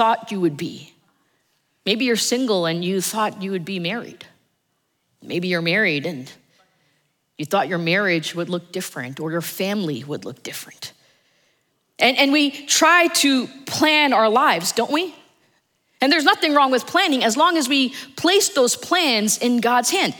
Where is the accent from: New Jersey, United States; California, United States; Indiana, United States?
New Jersey, United States; now in Dallas, United States; I'm originally from New Jersey. My family is still there. And there are often times that I want to be here in Dallas, but I also want to be in New Jersey